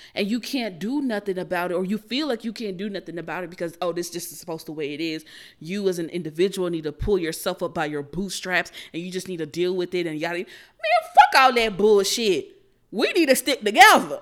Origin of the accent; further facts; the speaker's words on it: United States; as American citizens